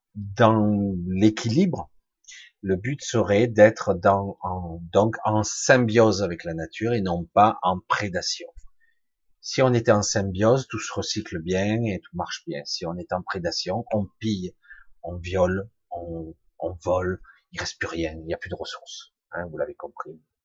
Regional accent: Marseille, Provence-Alpes-Côte d'Azur, France; now in Ardèche, France; Je vis plus à Marseille, mais je suis né à Marseille

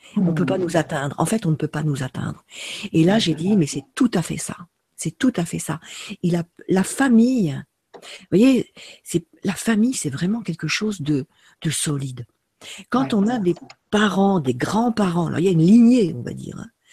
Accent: France; Moi, en tant que Française

